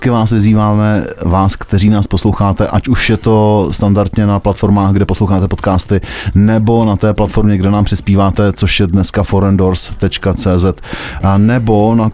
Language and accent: Czech; South Bohemian Region, Czechia; Já jsem taky Jihočechem uh, eh, víc než Budějčákem, ale to je jiný příběh.